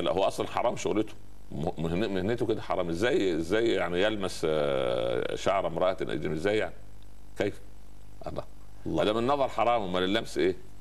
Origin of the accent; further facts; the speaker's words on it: Upper Egypt, Egypt; عندنا في الصعيد